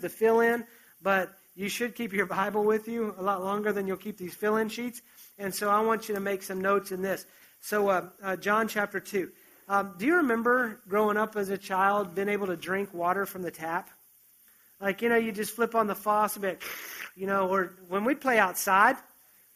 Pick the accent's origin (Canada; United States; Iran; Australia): United States; West Virginia; moved away; I grew up in West Virginia